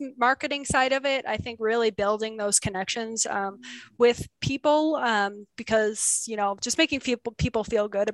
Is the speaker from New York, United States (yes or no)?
yes; Buffalo, New York, United States; now in Kingman, United States; I grew up in Buffalo, New York, where completely green, beautiful